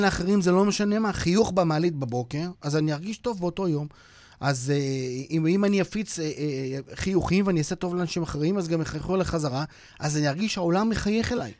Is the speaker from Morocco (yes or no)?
no; Switzerland; now in Israel; אני שוויצרי במקום נולדתי בשוויץ